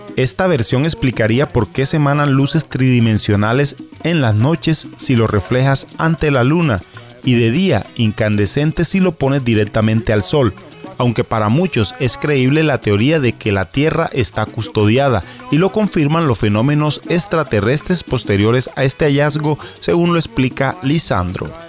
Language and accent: Spanish; San Andrés, Providencia and Santa Catalina, Colombia; accent: raizal; desde la isla de San Andrés, con una de nuestras acostumbradas historias contadas con nuestro propio acento raizal